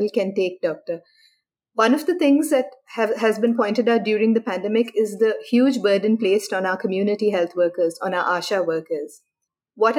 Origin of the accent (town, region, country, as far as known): India